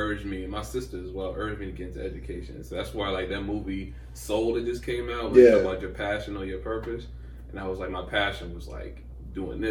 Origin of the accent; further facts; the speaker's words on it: New York City, New York, United States; I grew up on Buffalo Avenue